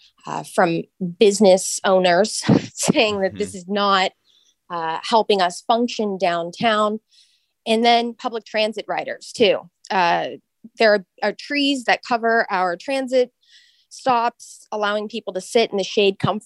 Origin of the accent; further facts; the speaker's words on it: Sunnyvale, California, United States; I grew up in Sunnyvale.